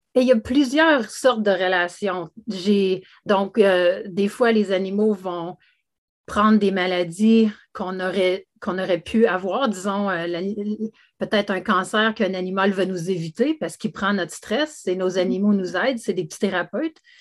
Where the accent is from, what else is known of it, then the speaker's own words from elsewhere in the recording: Canada; je suis canadienne de naissance